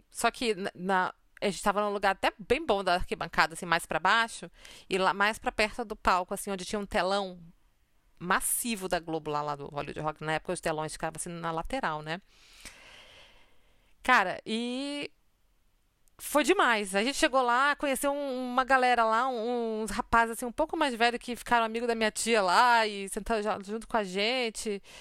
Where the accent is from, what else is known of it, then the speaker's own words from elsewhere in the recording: Rio de Janeiro, Brazil; also born or lived in Manaus; Eu sou do Rio de Janeiro, a minha família inteira é do Rio de Janeiro. E eu tava morando em Manaus